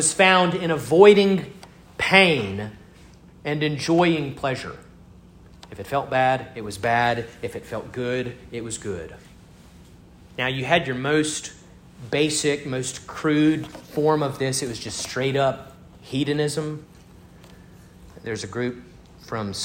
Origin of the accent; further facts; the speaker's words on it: Starkville, Mississippi, United States; My hometown has its own Parthenon. It's called Davis Wade Stadium.